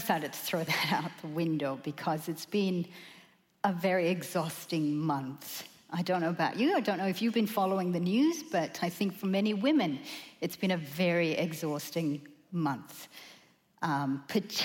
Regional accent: Australia; we as Australian women

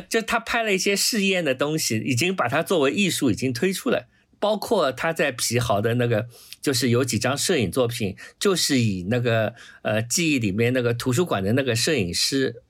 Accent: China; 我们中国人

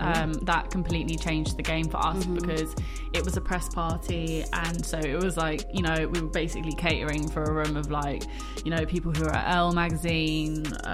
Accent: London, United Kingdom; we're both from London.

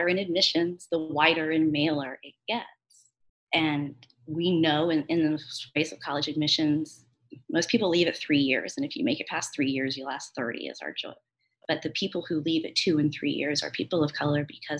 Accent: St. Louis, Missouri, United States; now in New Orleans, United States; I am from St. Louis. I live in New Orleans now.

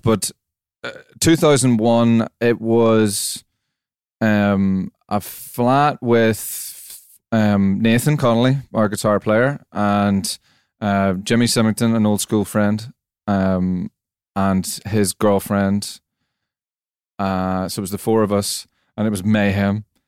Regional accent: Belfast, Northern Ireland, United Kingdom; Campbell College, Belfast. Um, I was there between 89 and 94

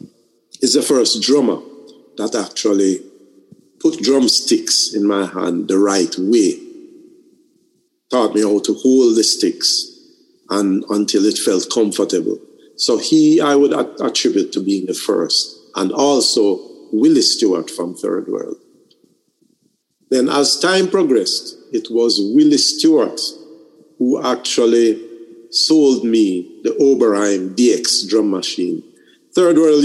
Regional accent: Jamaica

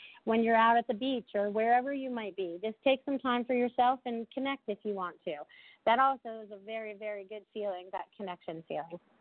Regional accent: New England, United States; now in Sarasota, United States; growing up in New England

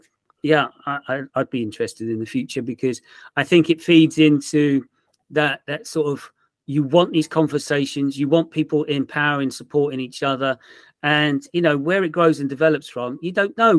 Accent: Portsmouth, South East England, United Kingdom; moved away; I'm from Portsmouth originally

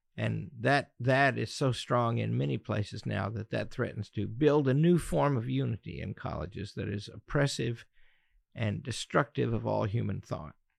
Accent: Pocahontas, Arkansas, United States; I grew up in Northeast Arkansas in the mighty metropolis of Pocahontas

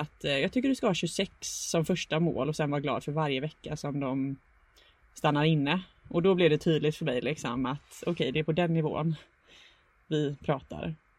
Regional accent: Gothenburg, Västra Götaland, Sweden; bor i Göteborg där jag kommer ifrån.

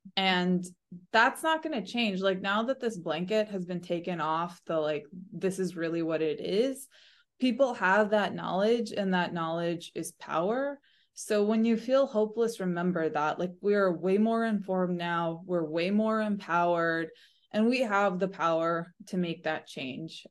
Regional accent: United States; as American voters, as American taxpayers, as American Democrats

